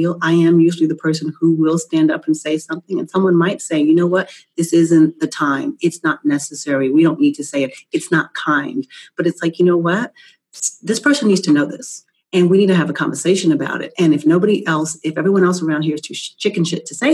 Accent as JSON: {"language": "English", "region": "New York", "country": "United States", "said": "I'm from New York. I consider myself a New Yorker"}